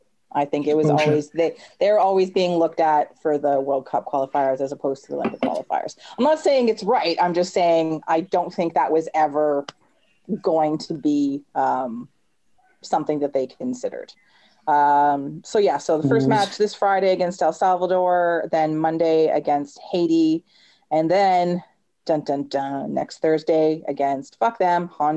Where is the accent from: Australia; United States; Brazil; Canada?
Canada; But we're Canadian soccer fans. We're not good at that.